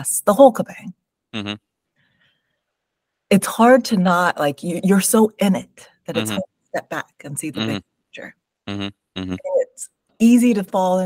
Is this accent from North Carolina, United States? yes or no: no; San Jose, California, United States; first language English; I was born in San Jose in the Bay Area, so born and raised in California in the United States